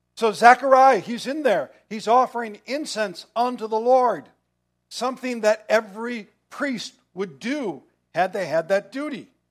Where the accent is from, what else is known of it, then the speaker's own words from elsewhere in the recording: United States; as American Christians